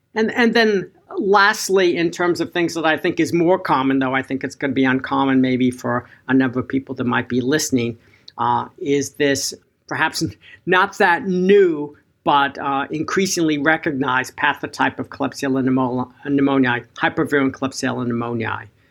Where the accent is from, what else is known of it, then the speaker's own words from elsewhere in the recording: Boston, Massachusetts, United States; in Boston, my hometown